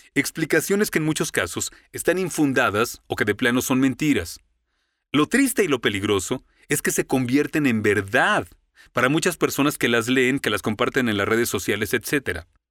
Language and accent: Spanish; Mexico; moved away as an adult; also born or lived in Florida, United States; now in United States; Alguien me preguntó, "¿De dónde eres?" y respondí, "De México"